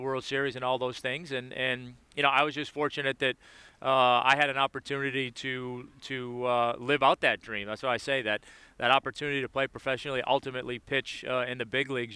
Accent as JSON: {"language": "English", "town": "Boston", "region": "Massachusetts", "country": "United States", "tie": "born or raised there", "said": "being from Boston, I wanted to play for the Red Sox or the Bruins"}